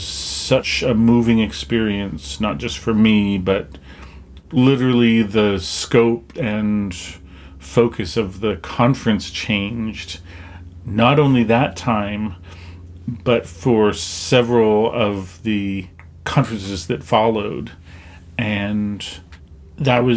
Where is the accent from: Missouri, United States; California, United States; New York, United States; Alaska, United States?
Alaska, United States; Anchorage; also born or lived in Bethel, Alaska / Hooper Bay, Alaska; I was adopted at 5 days old and flew to Anchorage, where I met my adopted family.